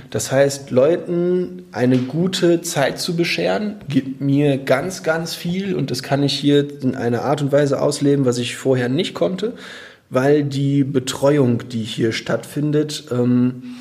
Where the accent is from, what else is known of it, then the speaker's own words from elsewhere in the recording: Menden, North Rhine-Westphalia, Germany; wo jeder reingucken konnte, mitten durch Menden, meine Heimatstadt.